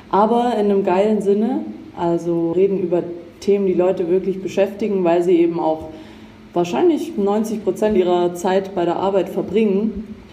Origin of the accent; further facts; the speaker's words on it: Baden-Württemberg, Germany; Schwabe bin ich auch.